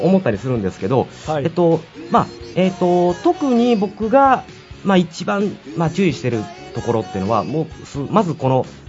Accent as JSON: {"language": "Japanese", "region": "Oita", "country": "Japan", "tie": "born or raised there", "also_born_or_lived": "Tokyo", "moved": "as an adult", "said": "地元が大分ということで東京で頑張ってたんですが、えー、3年前に大分に、えー、拠点を移しました。"}